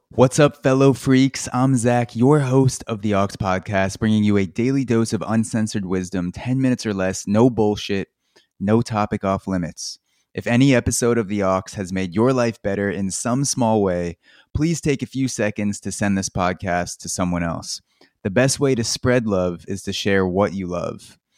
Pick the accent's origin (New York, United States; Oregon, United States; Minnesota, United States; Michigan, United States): New York, United States; Long Island; now in Brooklyn, United States; I grew up in Long Island, New York. I live in Brooklyn